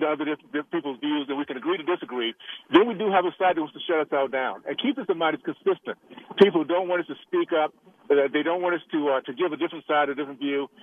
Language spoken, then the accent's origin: English; Tallahassee, Florida, United States; moved away; the values I grew up with in Tallahassee